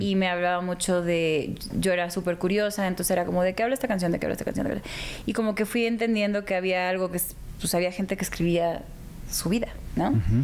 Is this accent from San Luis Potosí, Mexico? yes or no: no; Guadalajara, Jalisco, Mexico; also born or lived in Houston, United States / Hermosillo, Mexico; yo me crié realmente. Estuve tres años en Hermosillo y luego el resto de mi infancia y adolescencia en Guadalajara